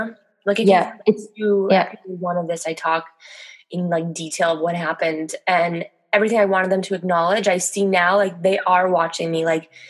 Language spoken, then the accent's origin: English; Canada; now in France; I grew up in, I'm Canadian, and Canada's very multicultural.